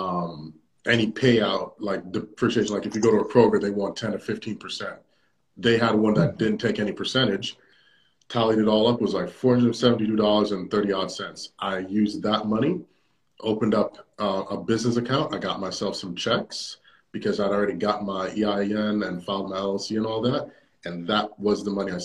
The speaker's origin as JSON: {"language": "English", "country": "Jamaica", "said": "I'm a Jamaican"}